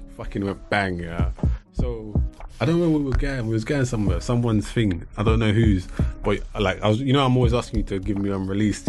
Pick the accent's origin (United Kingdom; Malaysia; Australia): United Kingdom; England; growing up in England